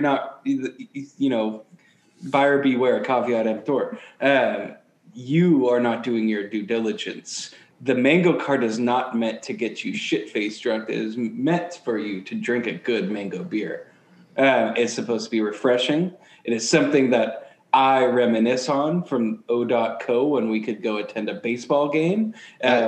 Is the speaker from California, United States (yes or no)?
yes; Sonora, California, United States; Sonora is my hometown